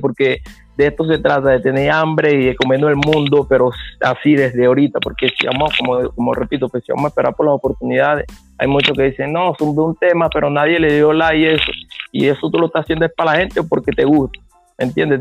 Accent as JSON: {"language": "Spanish", "country": "Venezuela", "said": "Nosotros somos de Carupa"}